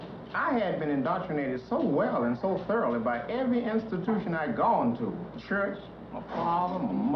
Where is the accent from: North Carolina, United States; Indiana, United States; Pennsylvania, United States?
North Carolina, United States; I told him I was from North Carolina.